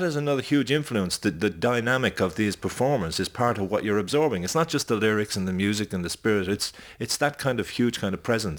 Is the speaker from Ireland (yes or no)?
yes; Ireland; number one, being Irish and being of a particular background, where those kind of house parties are in your blood.